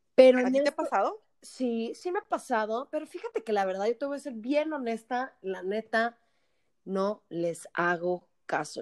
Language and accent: Spanish; Mexico; como buenos mexicanos que somos